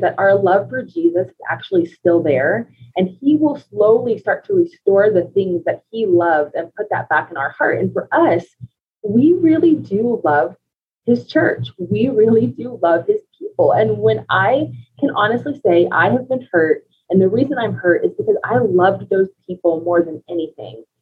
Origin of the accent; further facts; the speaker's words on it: United States; moved away as an adult; now in Colorado Springs, United States; we're originally from Ohio and Kentucky, so we've been in Colorado for five years now